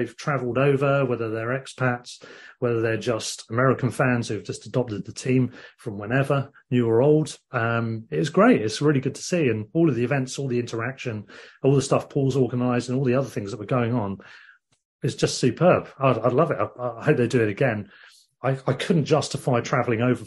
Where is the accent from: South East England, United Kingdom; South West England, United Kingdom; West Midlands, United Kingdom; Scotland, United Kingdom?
South East England, United Kingdom; Worthing; my hometown team, Worthing